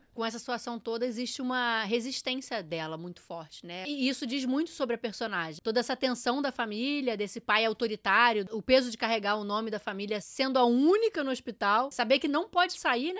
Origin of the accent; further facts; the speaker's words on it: Brazil; somos brasileiros brasileiros